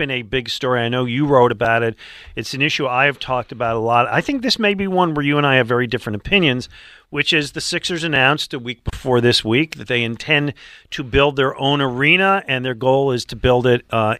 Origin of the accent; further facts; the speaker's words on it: Buffalo, New York, United States; now in Philadelphia, United States; I was growing up in Buffalo